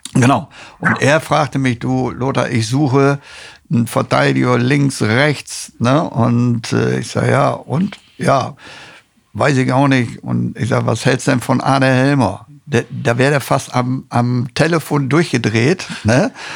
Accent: Osnabrück, Lower Saxony, Germany; Ich war ja selber aus Osnabrücke

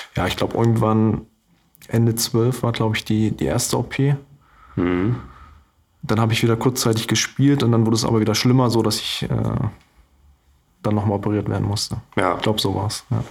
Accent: Görlitz, Saxony, Germany; moved away as an adult; now in Glücksburg, Germany; dafür habe ich einen großen Teil meines Lebens ja auch bei meinen Eltern und in Görlitz verbracht

